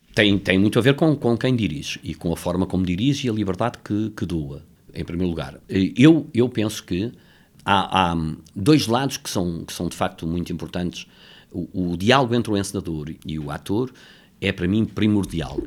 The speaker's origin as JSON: {"language": "Portuguese", "region": "Lisbon", "country": "Portugal", "tie": "born or raised there", "said": "vivia em Campolide, nasci em Campolide"}